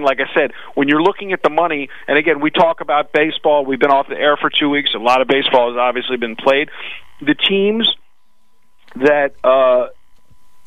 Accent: New York, United States; accent: Brooklyn; That's the Brooklyn in me.

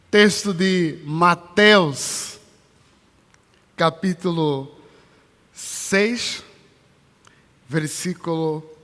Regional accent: Luanda, Luanda Province, Angola; now in São Paulo, Brazil; Esse é um dos climas de São Paulo que quando eu cheguei, que eu vim de Luanda, que é muito quente. E quando eu cheguei em São Paulo, foi uma das coisas muito difíceis

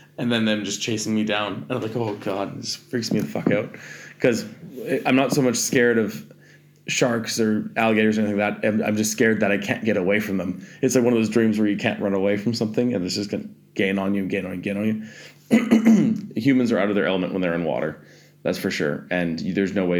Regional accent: Canada; I'm Canadian

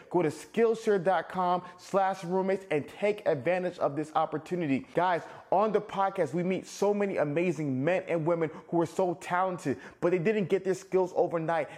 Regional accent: Nigeria; I'm Nigerian

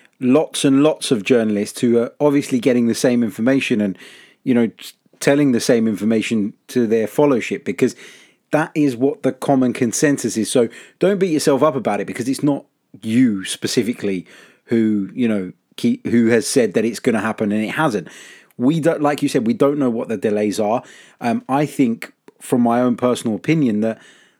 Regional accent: London, United Kingdom; accent: London; my London accent

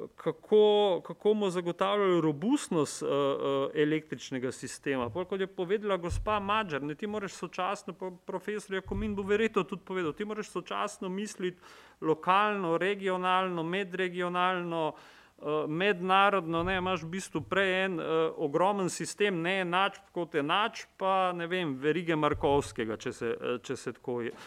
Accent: Maribor, Slovenia; sem iz Maribora

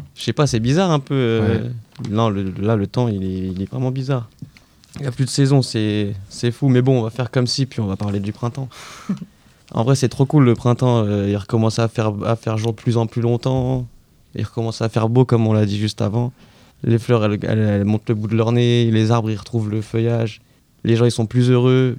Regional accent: Lyon, Auvergne-Rhône-Alpes, France; now in Paris, France; je viens de Lyon

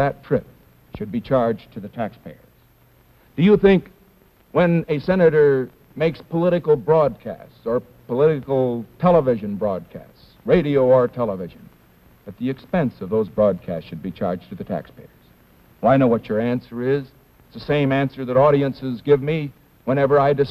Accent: California, United States; my home state of California

